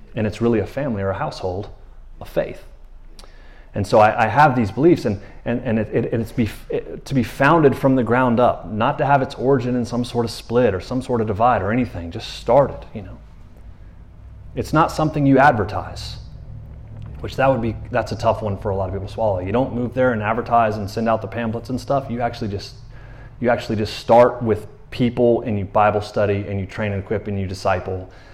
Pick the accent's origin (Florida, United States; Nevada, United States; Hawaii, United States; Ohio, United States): Florida, United States; now in Tyler, United States; I'm from Florida